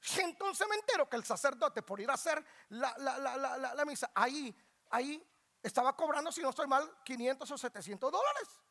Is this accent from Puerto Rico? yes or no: no; Guatemala; also born or lived in Georgia, United States; now in Atlanta, United States; Yo no pienso como guatemalteco, soy guatemalteco, tengo la cara de guatemalteco